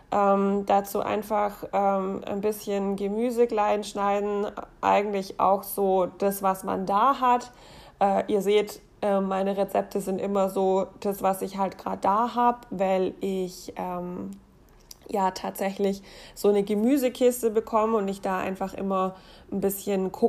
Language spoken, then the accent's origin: German; Baden-Württemberg, Germany; wenn man in der Gegend wohnt, wo ich herkomme, also im Schwabeland.